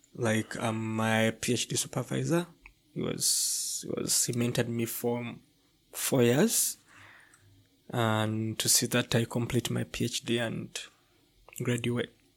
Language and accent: English; Entebbe, Central Region, Uganda; moved away as an adult; also born or lived in Kampala, Uganda; I come from, um, um, a town s, on, located on Lake Victoria. It's a peninsula on Lake Victoria called Entebbe